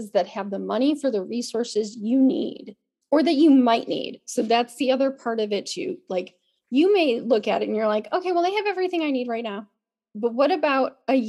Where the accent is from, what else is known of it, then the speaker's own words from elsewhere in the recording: Chicago, Illinois, United States; now in California, United States; I grew up in the Chicago area